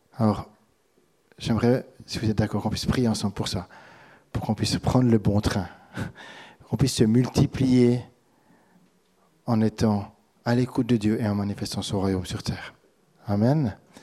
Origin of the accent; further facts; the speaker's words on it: Switzerland; now in France; en tant que Suisse